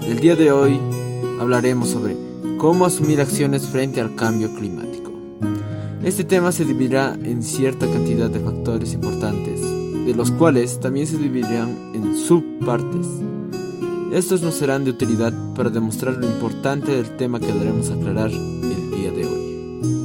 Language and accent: Spanish; Peru; En mi país